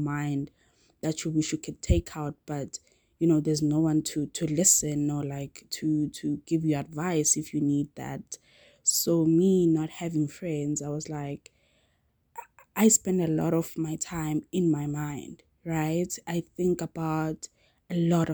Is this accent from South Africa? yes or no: yes; South Africa; I am South African